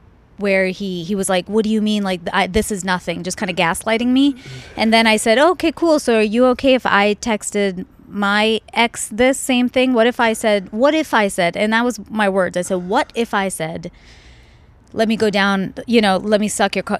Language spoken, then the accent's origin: English; India; they were all talking in Spanish, and I'm Indian. I didn't know the language, and I was honestly bored